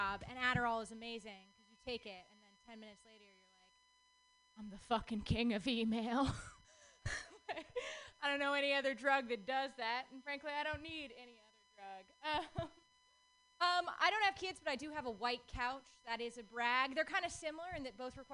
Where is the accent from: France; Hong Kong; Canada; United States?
United States; Texas; moved away; Growing up, I grew up in Texas